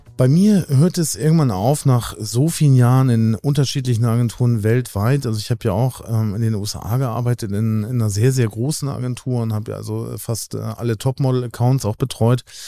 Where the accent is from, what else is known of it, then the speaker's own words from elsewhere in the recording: Hamburg, Germany; also born or lived in New York; ich bin Hamburger Jung, so hier aufgewachsen